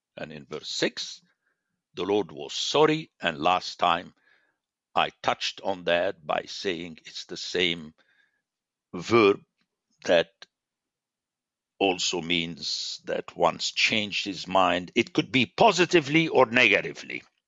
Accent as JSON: {"language": "English", "town": "Beirut", "region": "Beirut Governorate", "country": "Lebanon", "tie": "born or raised there", "said": "I'm a city man. I grew up in Beirut"}